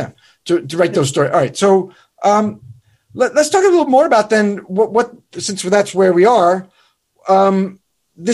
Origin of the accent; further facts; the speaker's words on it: Northern United States, United States; now in North Carolina, United States; Well, I'm in North Carolina now, but I'm from the North, which is, you know, you're screwed.